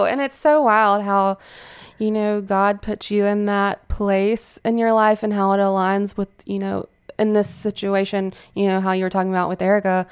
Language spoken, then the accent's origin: English; Fairhope, Alabama, United States; moved away as an adult; now in Pensacola, United States; I'm, I'm from Fairhope, which is a small town in Alabama, about forty-five minutes from here